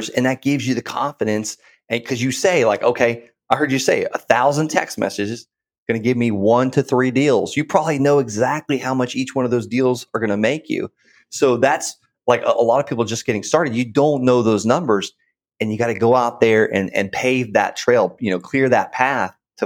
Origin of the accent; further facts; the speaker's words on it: Okeechobee, Florida, United States; I grew up in Okeechobee, Florida